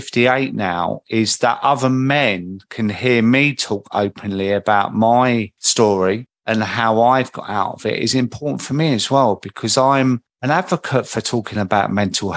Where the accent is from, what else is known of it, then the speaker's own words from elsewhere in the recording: Croydon, London, United Kingdom; accent: market boy from Croydon; I think my accent is quite recognisable. Like a market boy from Croydon.